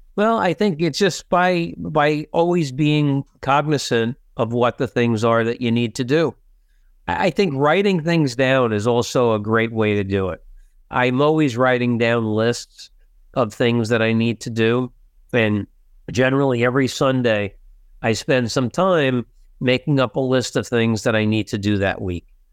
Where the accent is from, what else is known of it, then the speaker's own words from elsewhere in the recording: New Jersey, United States; I'm a kid from Jersey, I'm in, in the big city